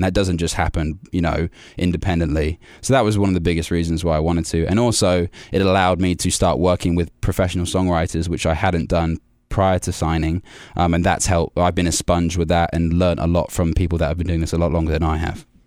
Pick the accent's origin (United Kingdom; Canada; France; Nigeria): United Kingdom; Warwickshire, West Midlands; also born or lived in London; I was born in London, but I've been raised in, uh, a place called Warwickshire, which is right in the middle of England